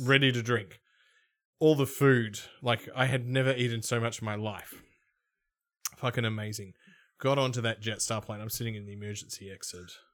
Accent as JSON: {"language": "English", "town": "Melbourne", "region": "Victoria", "country": "Australia", "said": "I'm from Melbourne"}